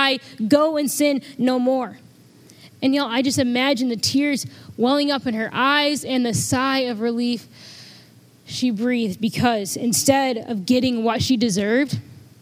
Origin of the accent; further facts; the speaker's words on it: Freeport, Illinois, United States; I'm from Freeport, home of the Freeport pretzels